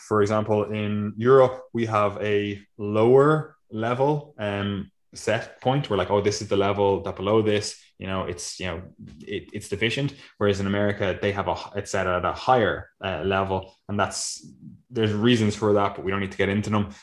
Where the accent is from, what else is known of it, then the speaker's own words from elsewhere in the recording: Ireland; we're Irish